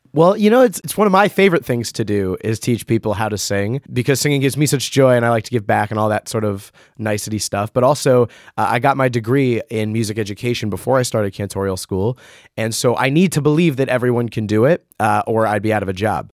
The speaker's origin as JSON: {"language": "English", "area": "Rockland County", "region": "New York", "country": "United States", "tie": "born or raised there", "said": "I grew up in Rockland County, New York"}